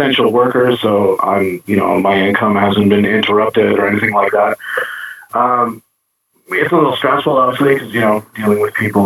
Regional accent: Toronto, Ontario, Canada; now in Windsor, Canada; I live in Windsor right now. I'm originally from Toronto and ended up in Windsor

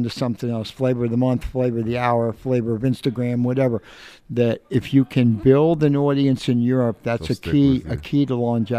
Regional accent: New York City, New York, United States; also born or lived in Newark, United States; I was actually born across the river in New Jersey.

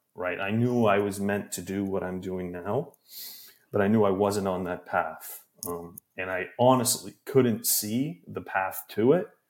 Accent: Canada; moved away as an adult; now in New York, United States; I'm from Canada, and I, when I was living in my hometown at my parents' house

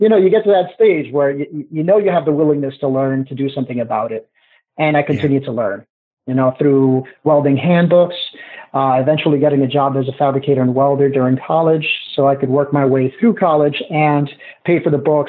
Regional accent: Newark, New Jersey, United States; I was raised in Newark, and we didn't have a lot of money

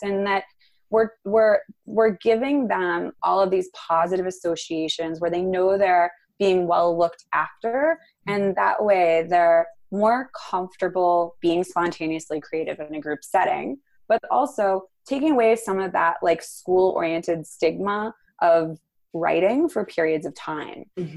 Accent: New York City, New York, United States; also born or lived in Venice, Los Angeles; now in Los Angeles, United States; I am from the East Village of Manhattan

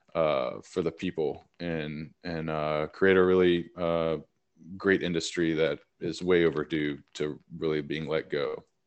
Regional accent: Nashville, Tennessee, United States; moved away as an adult; also born or lived in Northern California / Oregon; I'm born and raised in Nashville, Tennessee

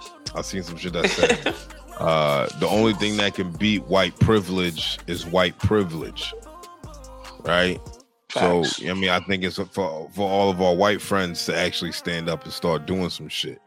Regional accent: Boston, Massachusetts, United States; I grew up in Mattapan, bro.

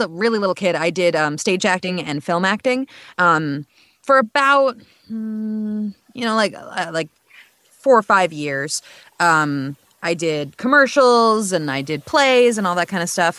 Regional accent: New York, United States; moved away as an adult; now in Texas, United States; I'm 24 and I'm from New York

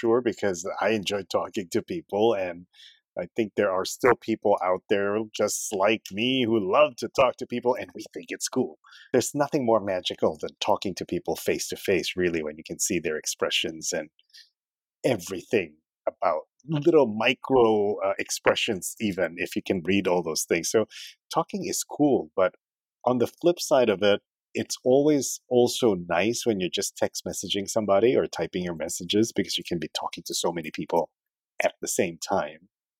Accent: Philippines; also born or lived in Canada / Uzbekistan; now in Singapore; when I was in the Philippines, I was Chinese, because I'm a Filipino Chinese, from a Filipino Chinese family.

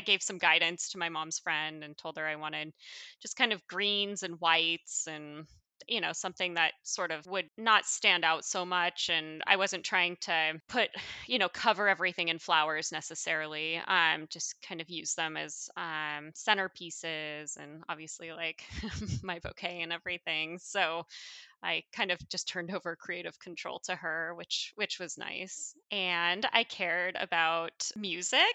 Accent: Coeur d'Alene, Idaho, United States; moved away as an adult; now in Seattle, United States; our hometown, um, where I'm from, uh, North Idaho, Coeur d'Alene

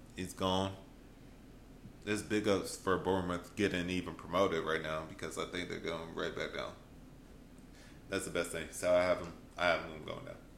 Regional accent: United States; we're from America

